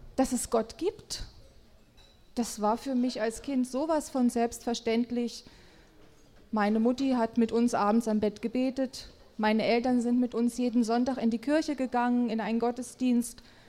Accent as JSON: {"language": "German", "region": "a small town in Thuringia", "country": "Germany", "tie": "born or raised there", "lives_now": "Nordhausen, Germany", "said": "1965, in einer thüringischen Kleinstadt geboren"}